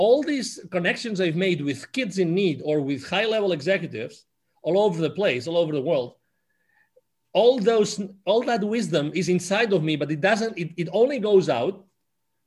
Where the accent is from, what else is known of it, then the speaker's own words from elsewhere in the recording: Spain; English is a second language; moved away as an adult; I'm originally from Spain